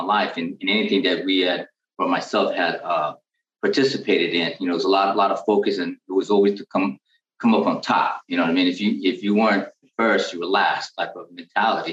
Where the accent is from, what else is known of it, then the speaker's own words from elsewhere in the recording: San Francisco, California, United States; I'm born and raised in San Francisco, California